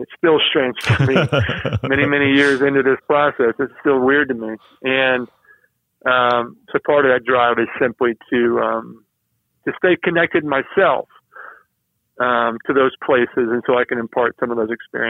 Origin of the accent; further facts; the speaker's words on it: the South, United States; because I'm a Southerner who is a person of faith